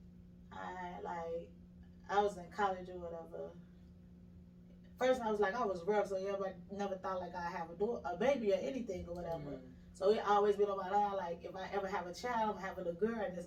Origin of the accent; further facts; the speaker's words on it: Chicago, Illinois, United States; moved away as an adult; now in Atlanta, United States; I'm originally from Chicago.